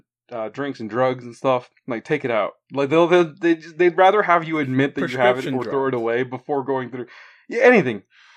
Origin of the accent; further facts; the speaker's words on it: United States; I was born in the U.S.